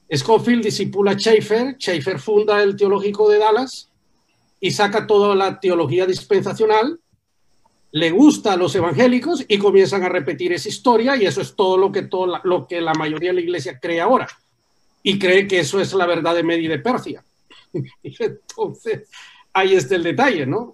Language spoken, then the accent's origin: Spanish; Tegucigalpa, Francisco Morazán, Honduras; yo nací en Teusigalpa, pero mis raíces están en Santa Bárbara